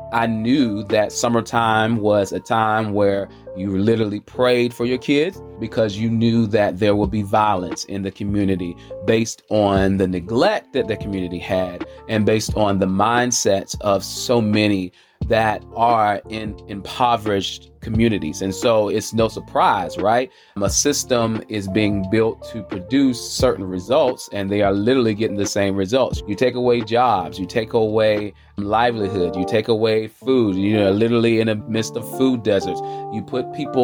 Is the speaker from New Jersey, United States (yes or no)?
no; Charlotte, North Carolina, United States; I'm coming from the South, the Queen City, Charlotte, North Carolina, the QC